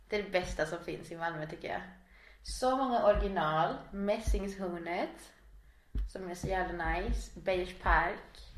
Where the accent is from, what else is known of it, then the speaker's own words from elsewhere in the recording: Chile; now in Kramfors, Sweden; Ja, de hade alla flyktingförläggningar där uppe. Så vi kom i stort sett från Sydpolen till Nordpolen.